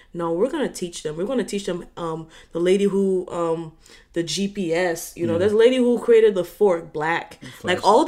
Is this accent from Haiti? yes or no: yes; Haiti; now in Florida, United States; I came from Haiti to Florida. I only know Florida black people slang.